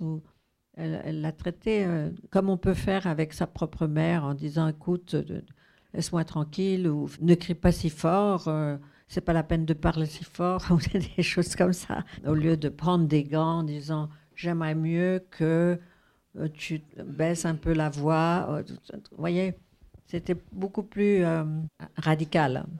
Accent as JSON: {"language": "French", "town": "Paris", "region": "Île-de-France", "country": "France", "tie": "born or raised there", "said": "je suis née à Paris, donc j'ai été élevée à Paris"}